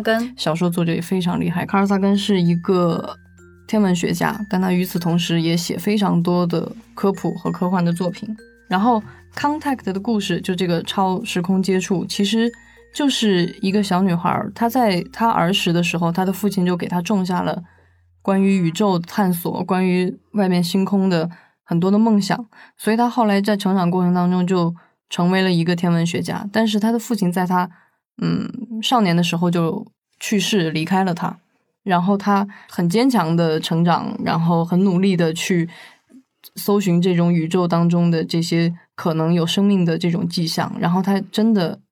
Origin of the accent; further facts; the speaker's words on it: China; 我们中国人